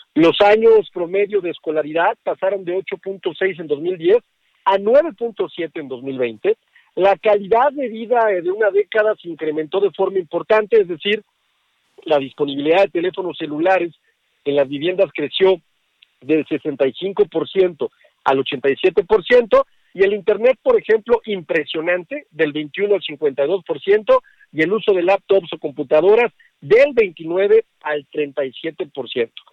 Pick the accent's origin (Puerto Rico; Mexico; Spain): Mexico; Aguascalientes; mi tierra, en Aguascalientes